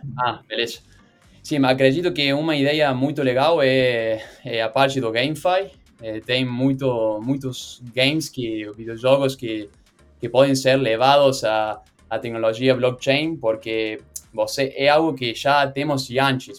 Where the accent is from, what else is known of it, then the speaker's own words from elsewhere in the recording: Argentina; Portuguese is a second language; sou da Argentina, por isso o meu sotaque é um pouco estranho